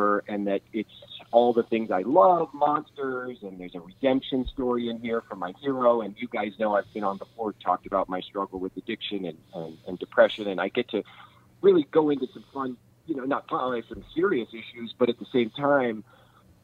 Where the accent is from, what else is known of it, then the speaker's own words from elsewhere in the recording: Kansas City, United States; I grew up in Kansas City with my local creature feature host was named Cremation Mortem